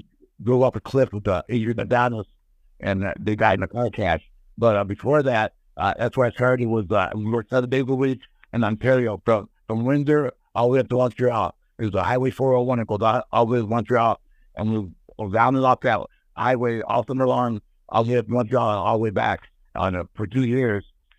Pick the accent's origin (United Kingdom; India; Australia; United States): India; So we would say I was from India and I was a cowboy, Elephant Boy.